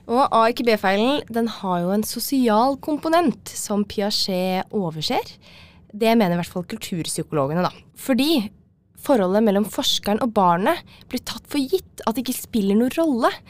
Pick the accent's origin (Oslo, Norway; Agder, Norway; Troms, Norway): Oslo, Norway; Nå er jeg fra Oslo, da, så det blir jo Dragvoll.